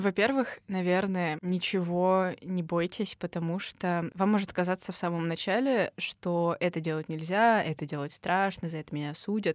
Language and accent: Russian; Moscow, Russia; мы точно как москвичи в контексте очень большого города